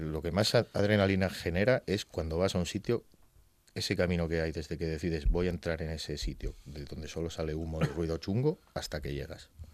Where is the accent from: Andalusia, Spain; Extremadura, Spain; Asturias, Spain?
Asturias, Spain; Gijón; also born or lived in Zaragoza; nacido en Zaragoza y asturiano de toda la vida. Eh, mis padres me trajeron aquí cuando tenía seis meses